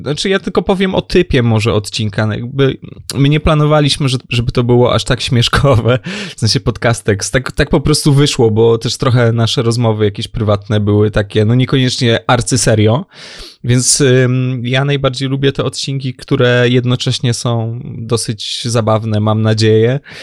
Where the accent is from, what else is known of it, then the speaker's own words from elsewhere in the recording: Lower Silesian Voivodeship, Poland; jestem z Dolnego Śląska